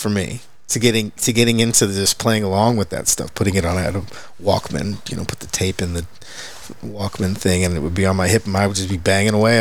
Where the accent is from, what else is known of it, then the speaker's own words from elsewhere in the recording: Pilot Point, Texas, United States; as a kid, I grew up in Pilot Point, which okay. is way up north, on a quarter horse commute.